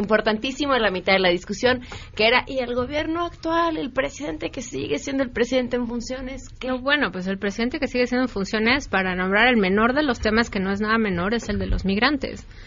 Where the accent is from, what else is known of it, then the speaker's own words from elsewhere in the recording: Mexico City, Mexico; yo como muchos capitalinos